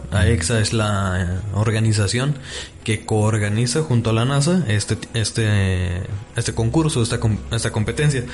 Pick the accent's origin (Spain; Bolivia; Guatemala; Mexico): Mexico; Tlaquepaque, Jalisco; soy orgullosamente tapateo. Nací en Tlaquepaque